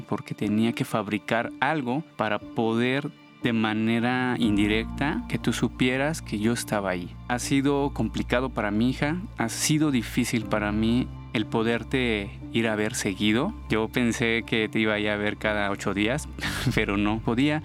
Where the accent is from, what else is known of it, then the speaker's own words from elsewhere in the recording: Mexico City, Mexico; Soy de aquí de la Ciudad de México